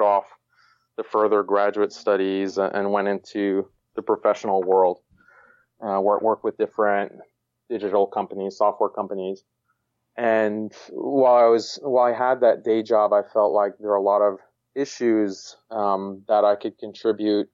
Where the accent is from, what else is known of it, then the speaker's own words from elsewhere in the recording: Houston, Texas, United States; moved away as an adult; also born or lived in Boston; I was born and raised in Houston, Texas